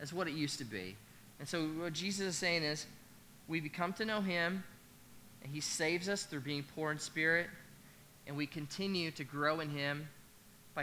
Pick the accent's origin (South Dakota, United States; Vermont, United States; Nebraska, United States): Nebraska, United States; I'm actually from Nebraska